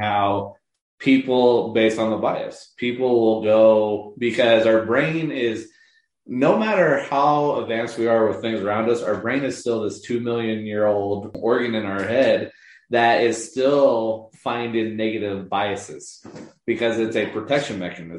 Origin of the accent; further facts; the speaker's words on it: United States; And so as an American